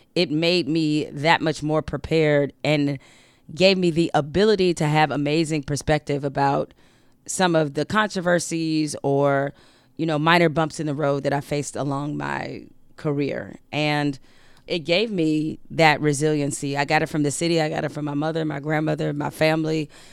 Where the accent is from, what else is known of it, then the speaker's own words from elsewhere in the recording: Detroit, Michigan, United States; we grew up in Detroit